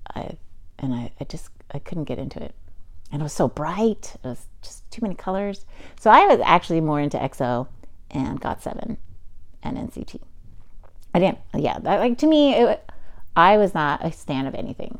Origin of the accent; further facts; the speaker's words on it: United States; I'm also Chinese American or Taiwanese, Chinese Taiwanese American and um, and being an American